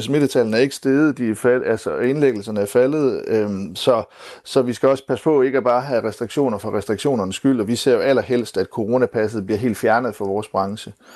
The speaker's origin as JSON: {"language": "Danish", "country": "Denmark", "said": "som danskere"}